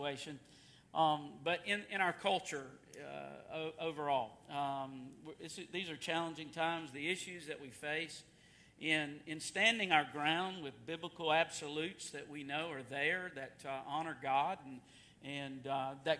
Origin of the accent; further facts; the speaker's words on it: Goldsboro, North Carolina, United States; accent: Southern; I am from the good old South, the Bible Belt